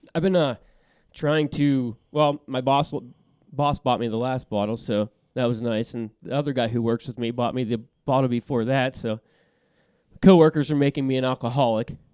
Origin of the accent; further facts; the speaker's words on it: Yinzer country, Pennsylvania, United States; we're from Yinzer country